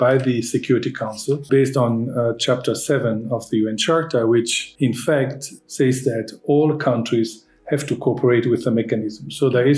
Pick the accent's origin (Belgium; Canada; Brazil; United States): Belgium; I'm from Belgium.